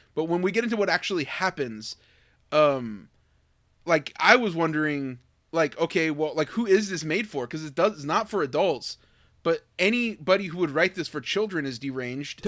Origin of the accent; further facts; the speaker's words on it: United States; me, as an American teen